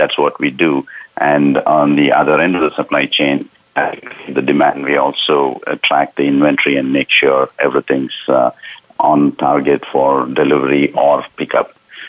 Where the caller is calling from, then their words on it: Southern California, United States; I'm calling in today from Southern California.